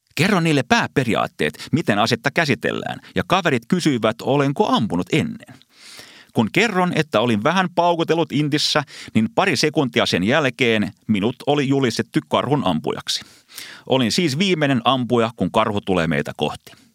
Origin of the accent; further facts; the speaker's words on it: Finland; Vastasin, että Suomesta